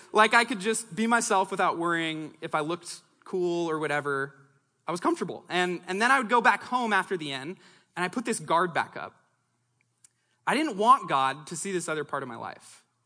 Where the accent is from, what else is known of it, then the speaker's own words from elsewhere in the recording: Longview, Washington, United States; also born or lived in Los Angeles, California / Seattle, Washington; growing up in Southwest Washington